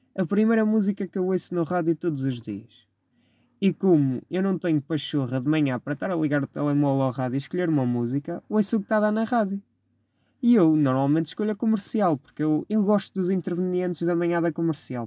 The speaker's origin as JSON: {"language": "Portuguese", "town": "Vila Maior", "country": "Portugal", "tie": "born or raised there", "said": "Clube da minha terra, por quem eu tinha muito carinho, o Vila Mairense, que pertence à freguesia de Vila Maior. Minha terrinha, meu amor"}